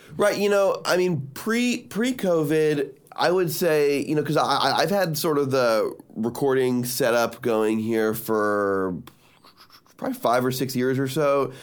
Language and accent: English; Miami, Florida, United States; I'm from Miami